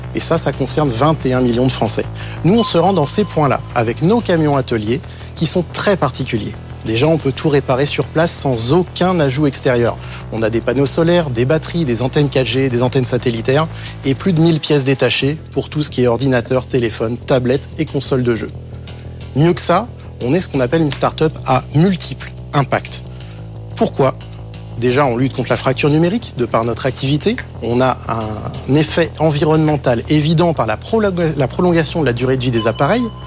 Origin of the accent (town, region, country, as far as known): Breuil-le-Sec, Hauts-de-France, France